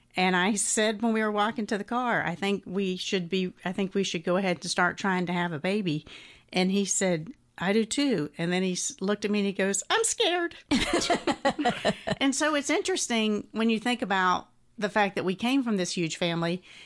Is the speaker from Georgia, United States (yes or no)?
yes; Atlanta, Georgia, United States; I grew up here in Atlanta